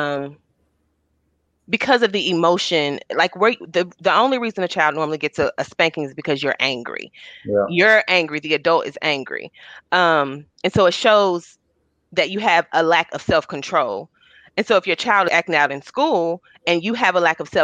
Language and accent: English; Hopkinsville, Kentucky, United States; I'm from Hopkinsville, Kentucky